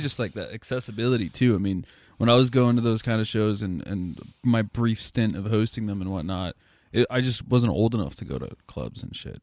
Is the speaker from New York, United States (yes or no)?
no; Lancaster, Pennsylvania, United States; growing up in Lancaster